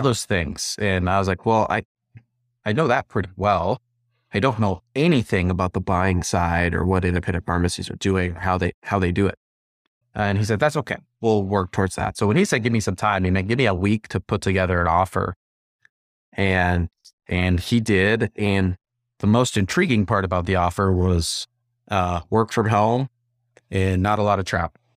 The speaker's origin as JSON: {"language": "English", "region": "Montana", "country": "United States", "said": "I'm from Montana, we've got a ton of rural communities"}